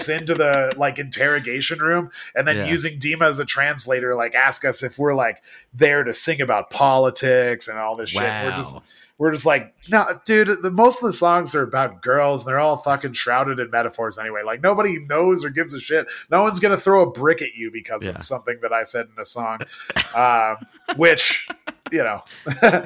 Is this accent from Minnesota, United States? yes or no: no; Colorado Springs, Colorado, United States; also born or lived in Fort Collins, Colorado / Chicago, Illinois; I was raised in Colorado and then went to college and Colorado